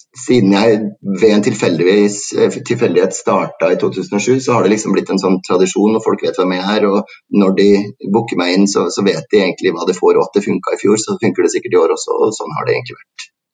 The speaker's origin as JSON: {"language": "Norwegian", "town": "Trondheim", "region": "Trøndelag", "country": "Norway", "said": "jeg kommer fra Trondheim"}